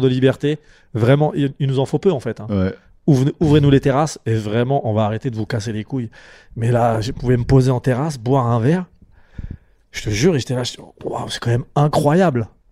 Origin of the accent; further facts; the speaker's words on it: Champigny-sur-Marne, Île-de-France, France; je viens de Champigny-sur-Marne, c'est une banlieue dans le, dans, dans, 94